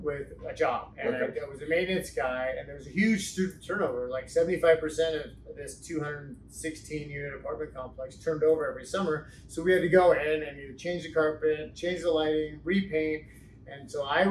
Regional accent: Spring Valley, California, United States; also born or lived in Davis, California / Santa Barbara, California; I born in Spring Valley

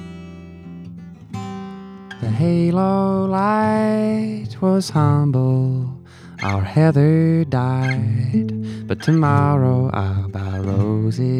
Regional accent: Wimberley, Texas, United States; I grew up in Wimberley, Texas, which is a small town southwest of Austin in the Hill Country

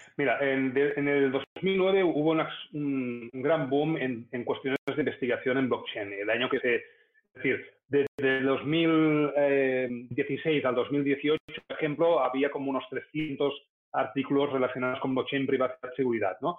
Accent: Spain; como sociedad española eh, tenemos que cambiar

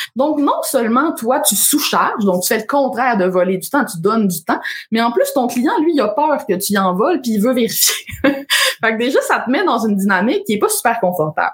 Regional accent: Alma, Quebec, Canada; moved away as an adult; also born or lived in Ottawa; j'ai grandi à Alma, au lac Saint-Jean

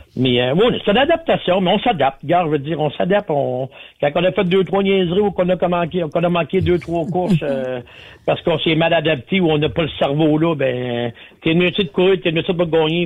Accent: Quebec, Canada; chez nous, au Québec

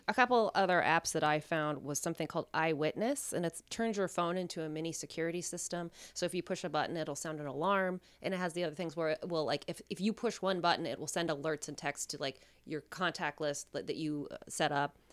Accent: Reno, Nevada, United States; I'm from Reno.

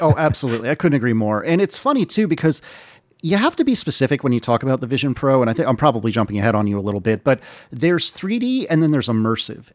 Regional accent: United States; being an American

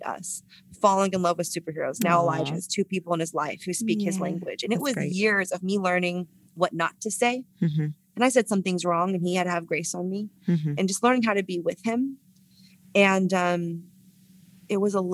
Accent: San Francisco, California, United States; San Francisco, my hometown

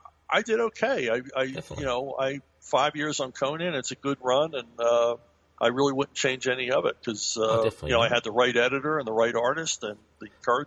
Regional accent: United States; I'm an American.

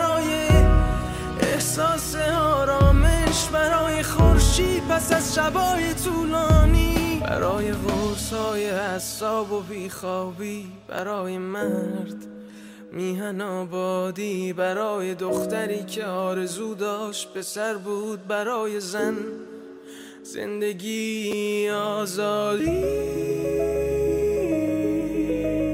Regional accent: Tehran, Tehran Province, Iran; moved away; I'm from Tehran

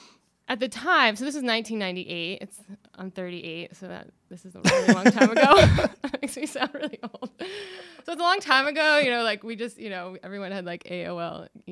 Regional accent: Wilmington, Vermont, United States; So I grew up in Southern Vermont in Wilmington at Mount Snow. I sort of liken my childhood to like, I was like a ski industry brat, which is like an army brat.

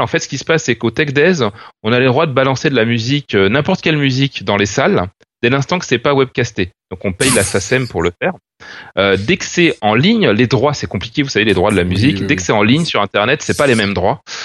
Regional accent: France; en tant que Français

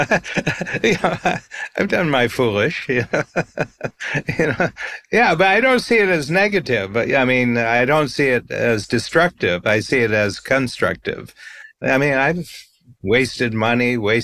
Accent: Ohio, United States; we were growing up in Ohio

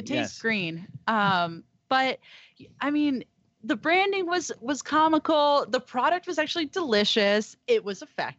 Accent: Humboldt, California, United States; And since we're from Humboldt and from the Emerald Triangle, we know a lot about cultivation from seed to sale.

